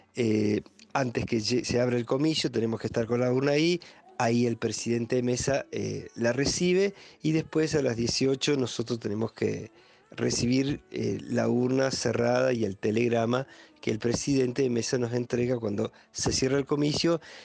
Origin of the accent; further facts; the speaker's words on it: Junín de los Andes, Neuquén, Argentina; soy nacido y criado acá en Junín de los Andes